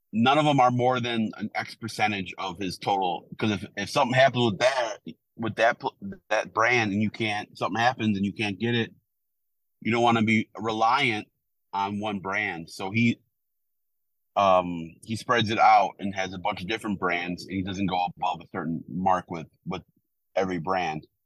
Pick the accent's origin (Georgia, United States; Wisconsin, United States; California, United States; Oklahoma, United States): Wisconsin, United States; Milwaukee; moved away; I'm from Milwaukee.